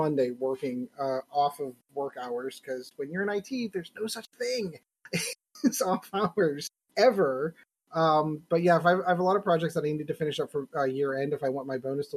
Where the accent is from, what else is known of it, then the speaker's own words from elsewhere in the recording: Pittsburgh, Pennsylvania, United States; I'm from Pittsburgh